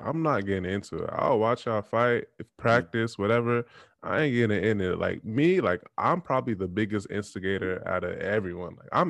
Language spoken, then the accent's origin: English; Texas, United States; do you know where I'm from? I'm from Texas. I'm from this side of the third.